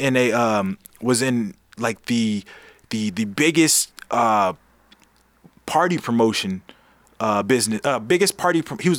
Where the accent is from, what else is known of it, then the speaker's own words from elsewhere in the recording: Los Angeles, California, United States; also born or lived in Inglewood, California; I grew up in Inglewood and in South Central